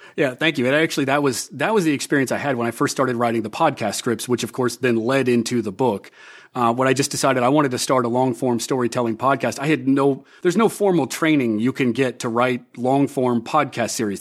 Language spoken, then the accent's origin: English; Des Moines, Iowa, United States; moved away as an adult; also born or lived in Hollywood; as a kid growing up in Des Moines